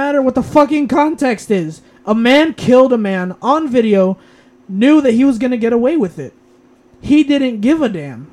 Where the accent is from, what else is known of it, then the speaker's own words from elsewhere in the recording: United States; I'm American